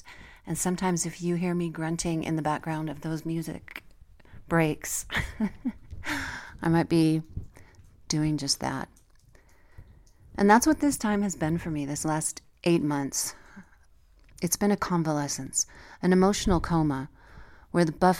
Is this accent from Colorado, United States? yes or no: yes; Colorado, United States; my home state of Colorado